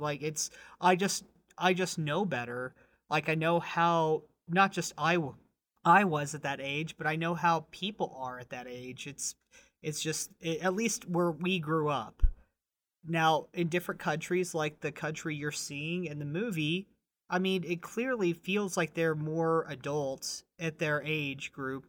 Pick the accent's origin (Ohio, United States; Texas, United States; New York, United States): Texas, United States; born or raised there